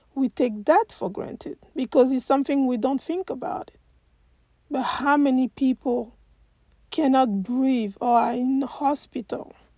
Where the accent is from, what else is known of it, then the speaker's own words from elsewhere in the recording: Côte d’Ivoire; moved away as an adult; now in United States; I am from Cote d'Ivoire and I've been living in the US for the past 20 years.